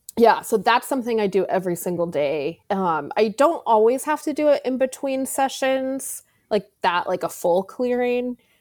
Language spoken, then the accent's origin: English; Arizona, United States; I grew up in Arizona